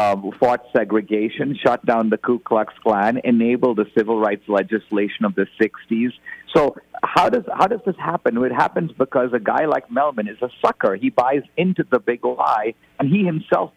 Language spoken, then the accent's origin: English; India; now in United States; I come originally from India